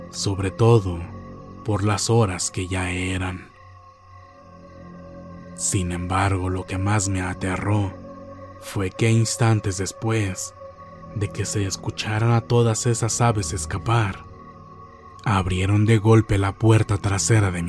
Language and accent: Spanish; Monterrey, Nuevo León, Mexico; Soy de Monterrey, Nuevo León. Actualmente tengo 51 años y lo que me pasó fue cuando tenía 10 u 11 años. En aquel entonces vivíamos en Guadalupe, Nuevo León, con mi madre.